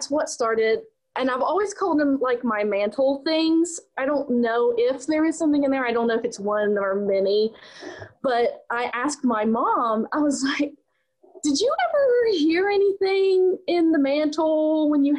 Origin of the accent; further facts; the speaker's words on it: West Virginia, United States; also born or lived in Pennsylvania; I'm actually originally from West Virginia